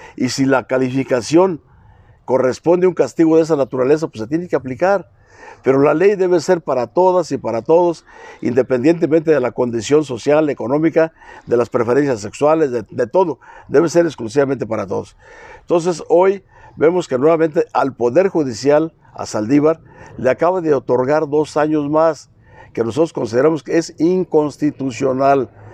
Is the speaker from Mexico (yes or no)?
yes; Sierra de Arteaga, Michoacán, Mexico; soy originario de la Sierra de Arteaga